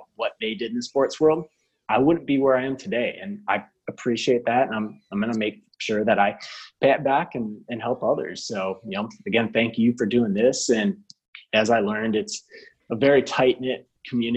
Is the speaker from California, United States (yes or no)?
no; Minnesota, United States; moved away; growing up in Minnesota